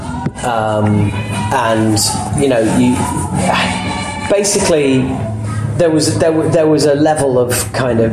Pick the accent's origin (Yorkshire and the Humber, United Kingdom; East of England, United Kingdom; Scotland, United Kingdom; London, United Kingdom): Yorkshire and the Humber, United Kingdom; I'm a Yorkshireman